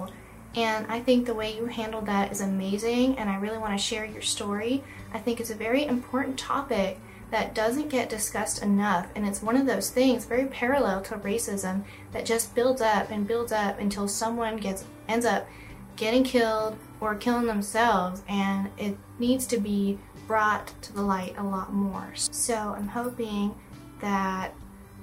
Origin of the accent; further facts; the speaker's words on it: Houston, Texas, United States; I'm from Houston